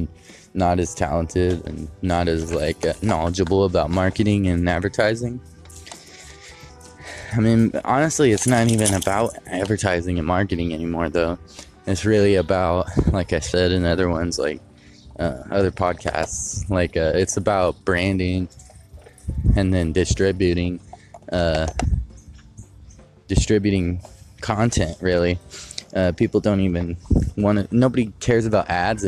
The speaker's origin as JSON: {"language": "English", "town": "Modesto", "region": "California", "country": "United States", "tie": "born or raised there", "moved": "yes", "said": "I grew up in Modesto"}